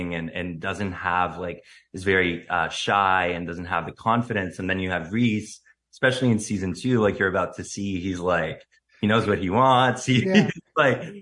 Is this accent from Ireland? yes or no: no; Syria; moved away as an adult; now in Canada; I moved from Syria when I was 18, to Canada.